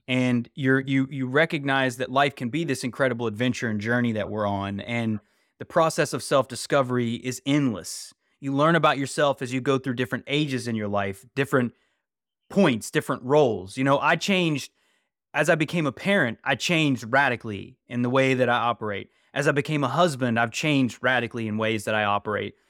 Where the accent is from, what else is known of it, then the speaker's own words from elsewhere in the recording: West Virginia, United States; I grew up in West Virginia